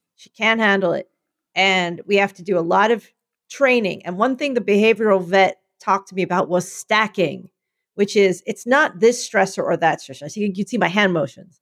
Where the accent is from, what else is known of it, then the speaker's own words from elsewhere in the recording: Philadelphia, Pennsylvania, United States; my people were doing what they do, which was being more Philadelphian than you thought